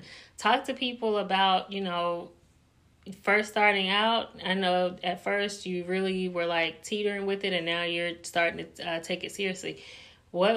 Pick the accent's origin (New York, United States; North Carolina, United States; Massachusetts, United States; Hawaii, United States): North Carolina, United States; moved away as an adult; now in Indianapolis, United States; I'm from North Carolina, moved to Indianapolis, Indiana, moved for my husband's job